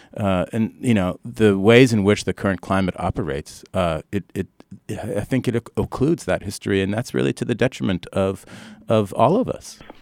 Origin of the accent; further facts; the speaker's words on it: Canada; moved away as an adult; now in United States; I grew up in Canada